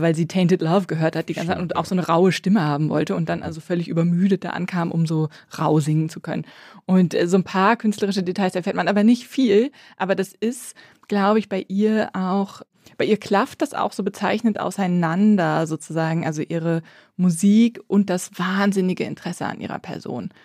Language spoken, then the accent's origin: German; West Germany, Germany; als Wessi-Katholikin